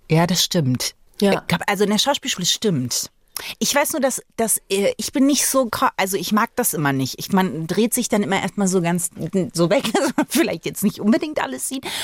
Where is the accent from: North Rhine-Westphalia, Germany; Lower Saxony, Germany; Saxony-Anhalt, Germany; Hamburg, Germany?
Saxony-Anhalt, Germany; Magdeburg; ich bin ja im Osten geboren, also in Magdeburg